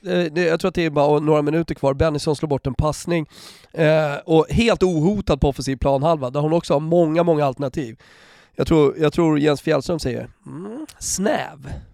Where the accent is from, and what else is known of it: Sweden